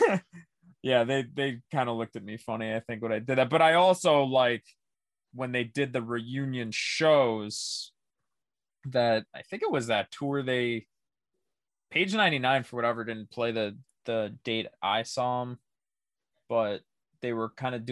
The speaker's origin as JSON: {"language": "English", "town": "Syracuse", "region": "New York", "country": "United States", "said": "I'm from Syracuse"}